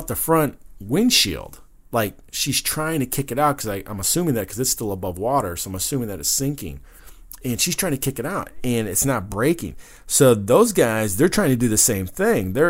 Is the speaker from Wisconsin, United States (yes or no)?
yes; Wisconsin, United States; I grew up in Wisconsin